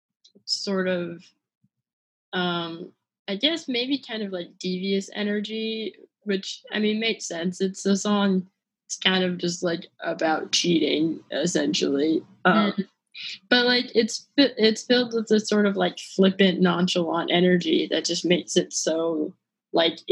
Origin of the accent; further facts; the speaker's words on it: California, United States; I am from California, and California is hot, but it's not humid.